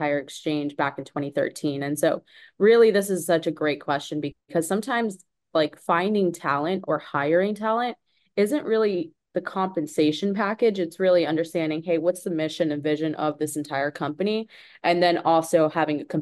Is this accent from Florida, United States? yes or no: yes; Tampa, Florida, United States; I'm from Tampa Bay originally